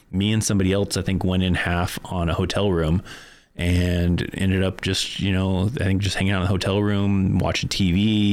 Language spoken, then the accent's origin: English; Bishop, California, United States; moved away as an adult; also born or lived in Korea / Fort Carson, Colorado; my hometown of Bishop, California